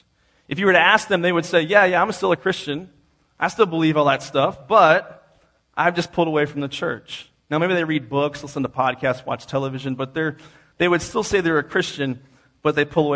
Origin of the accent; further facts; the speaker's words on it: East Coast, United States; I grew up on the East Coast